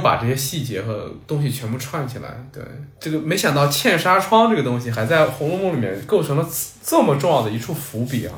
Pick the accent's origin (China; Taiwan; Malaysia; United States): China; 我们中国人